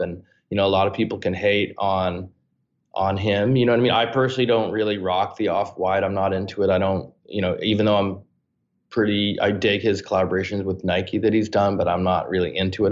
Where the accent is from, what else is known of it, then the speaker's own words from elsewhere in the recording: Canada; I'm this kid from Canada.